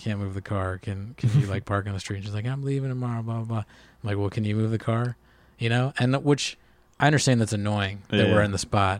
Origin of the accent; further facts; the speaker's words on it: Ireland; I mean, even being just Irish, I think there's like a tradition there